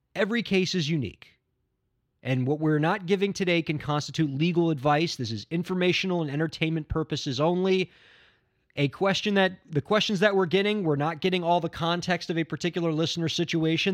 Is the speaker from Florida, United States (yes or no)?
yes; Miami, Florida, United States; My hometown, Miami, Florida